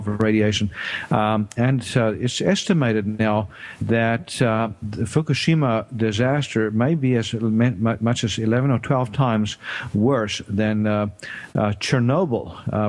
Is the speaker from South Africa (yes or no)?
yes; South Africa; moved away as an adult; now in United States; I grew up in South Africa and did my medical training there